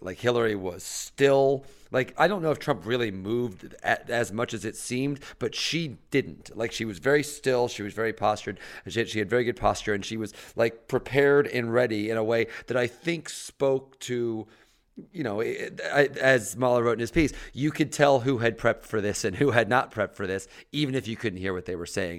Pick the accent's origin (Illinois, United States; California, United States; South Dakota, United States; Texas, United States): Illinois, United States; Mattoon; moved away; I'm in Mattoon, Illinois, my, the ho, the small rural Illinois town.